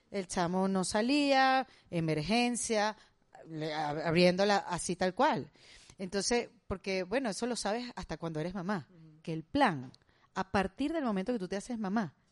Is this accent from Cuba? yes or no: yes; Cuba; Bueno, acuérdate yo soy cubana.